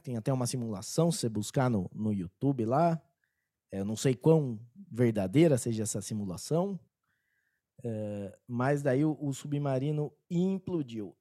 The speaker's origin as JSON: {"language": "Portuguese", "country": "Brazil"}